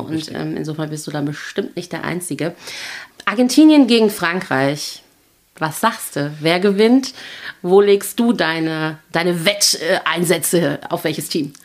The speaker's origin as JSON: {"language": "German", "country": "Germany", "said": "als äh, Deutsche"}